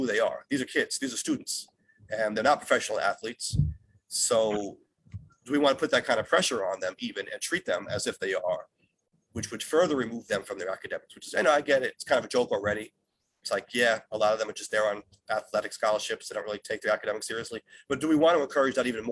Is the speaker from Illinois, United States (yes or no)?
no; New York City, New York, United States; I'm from New York City and we're just big into our pro sports teams